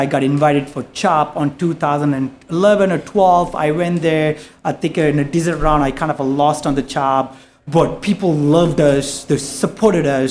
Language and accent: English; Malaysia; moved away as an adult; also born or lived in Singapore; now in New York, United States; I'm from Malaysia